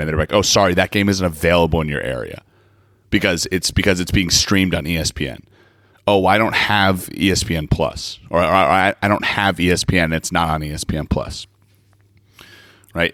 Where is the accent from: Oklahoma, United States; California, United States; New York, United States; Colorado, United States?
Colorado, United States; my years growing up in Colorado